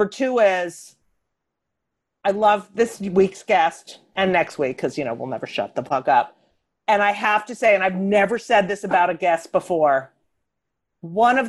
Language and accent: English; Clark, New Jersey, United States; also born or lived in Newark, New Jersey / Elizabeth, New Jersey; I was born in Newark. We lived in Elizabeth and then we moved to Clark, New Jersey.